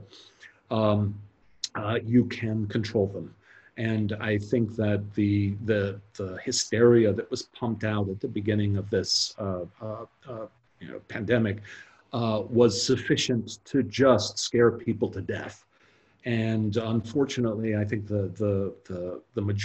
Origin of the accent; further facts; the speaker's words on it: United States; I'm an American